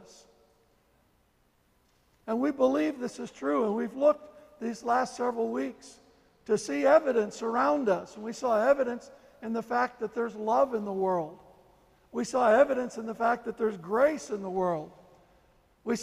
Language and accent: English; St. Louis, Missouri, United States; I was born in St. Louis